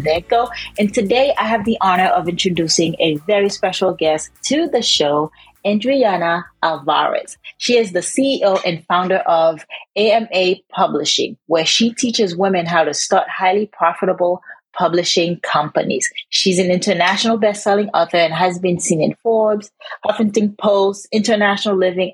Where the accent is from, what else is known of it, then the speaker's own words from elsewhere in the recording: Haiti; moved away; growing up in Haiti